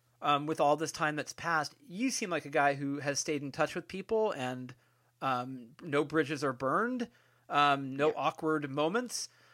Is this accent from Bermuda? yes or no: no; Bay Area, California, United States; I'm from California, I'm from the Bay Area